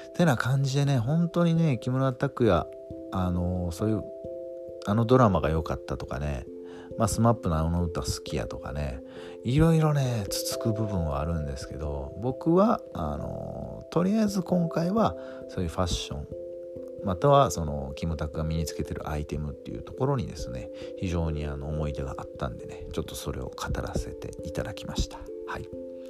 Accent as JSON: {"language": "Japanese", "region": "western Japan", "country": "Japan", "tie": "born or raised there", "said": "どっちかっていうと西の出身なんで僕はエイプって言ってました"}